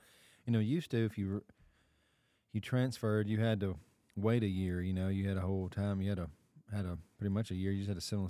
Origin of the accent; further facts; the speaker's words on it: Munford, Tennessee, United States; you went to Munford, where we're from, out this way